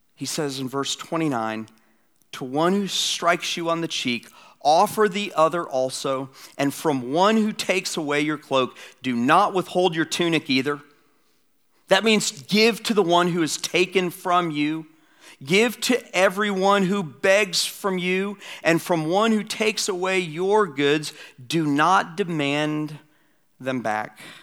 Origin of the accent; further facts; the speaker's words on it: Atlanta, Georgia, United States; my hometown, Atlanta